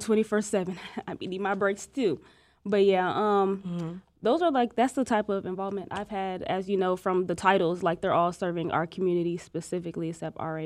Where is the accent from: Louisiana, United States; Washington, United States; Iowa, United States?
Iowa, United States; moved away; me and Monifa, we're from Iowa